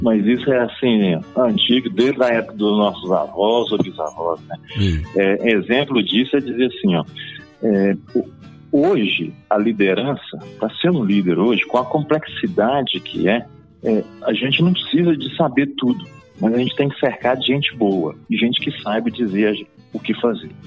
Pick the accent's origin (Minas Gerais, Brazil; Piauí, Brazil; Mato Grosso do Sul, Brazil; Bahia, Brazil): Minas Gerais, Brazil; Itabira; sou natural de Minas Gerais